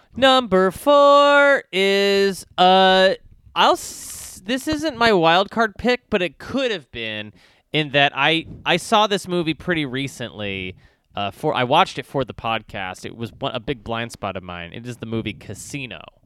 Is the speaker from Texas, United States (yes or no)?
yes; Texas, United States; I grew up in Texas